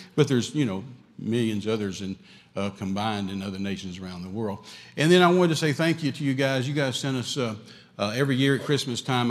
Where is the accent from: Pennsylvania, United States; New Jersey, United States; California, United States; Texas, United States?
Texas, United States; West; I'm from West Texas.